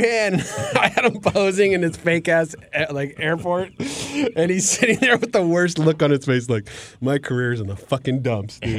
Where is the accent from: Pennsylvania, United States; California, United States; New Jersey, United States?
California, United States; Glendale; also born or lived in Thousand Oaks; I grew up in Glendale